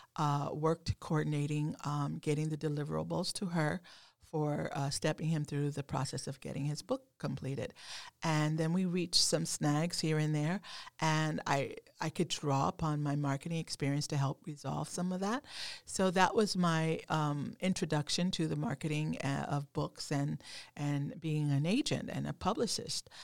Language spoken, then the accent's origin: English; Oklahoma, United States; moved away; also born or lived in New England; growing up in Oklahoma, um, not far from Texas